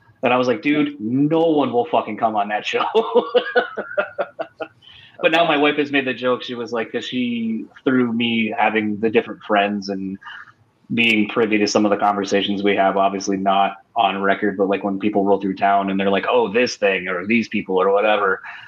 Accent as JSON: {"language": "English", "region": "Delaware", "country": "United States", "moved": "yes", "said": "originally I'm from the East Coast, like out in Delaware"}